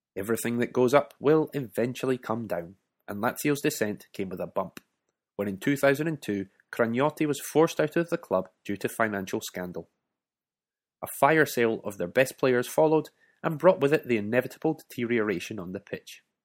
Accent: Scotland, United Kingdom

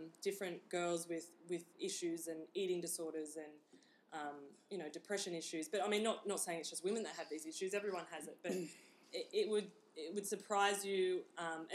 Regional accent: Newcastle, New South Wales, Australia; I grew up in Newcastle. I'm from a little town out at Mark's Point on the water there.

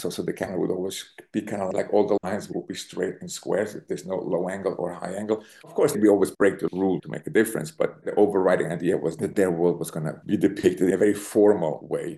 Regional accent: Zurich, Switzerland; moved away as an adult; also born or lived in Berlin, Germany; now in New York, United States; I was born in Zurich, in Switzerland. I grew up in Zurich

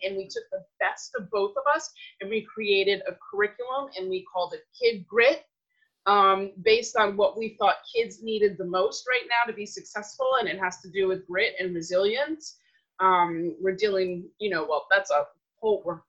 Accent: New York City, New York, United States; now in Redondo Beach, United States; I am born and raised in New York City some 50 something years ago

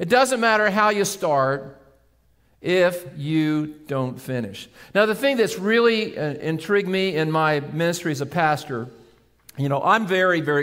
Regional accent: Seaford, Delaware, United States; I grew up in Seaford on the western side of Sussex County, and I grew up on Airport Road

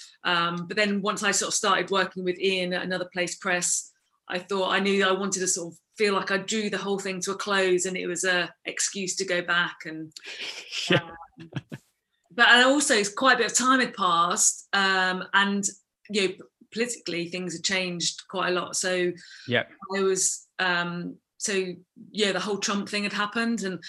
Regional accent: England, United Kingdom; I grew up in England mostly

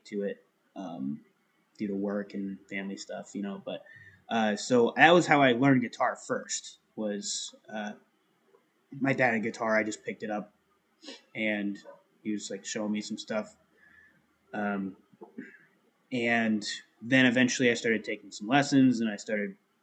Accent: Melbourne, Florida, United States; I grew up in Melbourne, Florida.

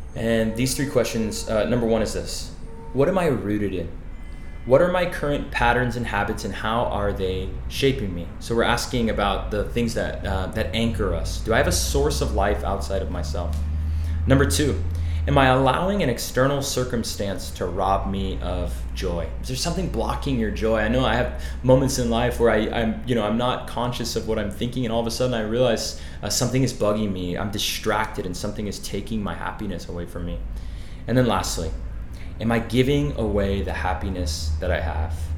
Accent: Arizona, United States; I, I grew up in Arizona

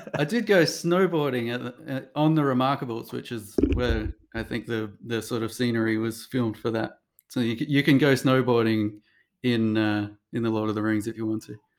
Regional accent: Sydney, New South Wales, Australia; now in New York, United States; I come from Sydney

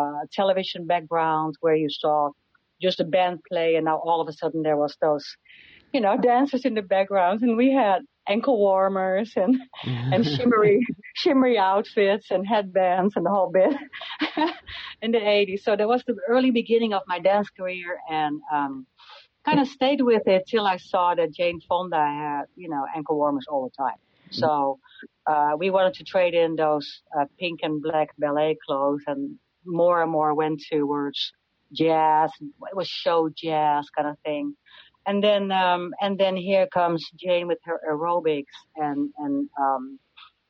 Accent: Netherlands; moved away as an adult; also born or lived in Amsterdam, Netherlands; now in Scurry, United States; I was born in the Netherlands, near to the German border

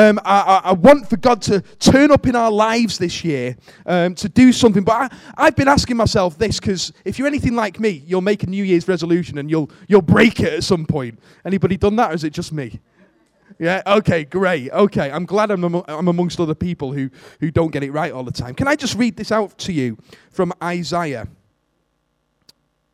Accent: Warrington, North West England, United Kingdom; I'm from Warrington.

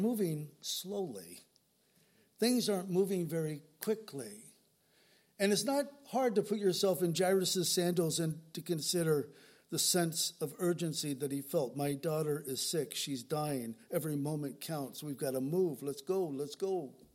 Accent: San Diego, California, United States; growing up in San Diego

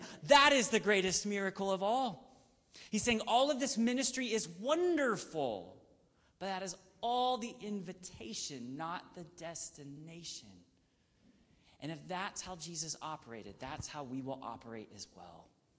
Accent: the South, United States; I grew up in the South

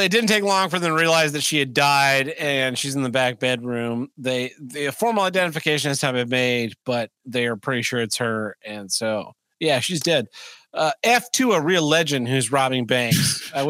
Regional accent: Missouri, United States; Missouri. Oh, it's from my home state.

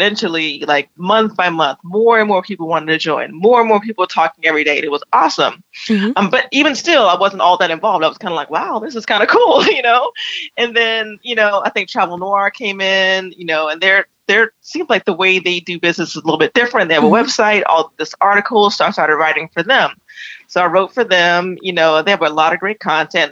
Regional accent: South Carolina, United States; also born or lived in Florida / Atlanta; now in New York, United States; I'm from South Carolina

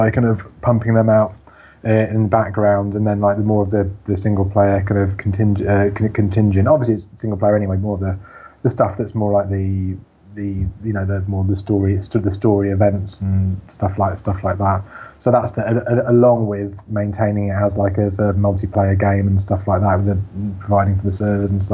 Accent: Bedford, East of England, United Kingdom; I grew up in Bedford. I grew up in a farm on the outskirts, in a little village down a very long road.

